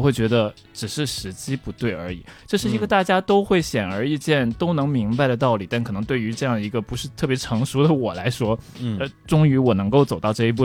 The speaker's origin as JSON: {"language": "Chinese", "region": "Tokyo", "country": "Japan", "tie": "born or raised there", "also_born_or_lived": "Xi'an", "first_language": "Chinese", "said": "我长期生活的一个地方"}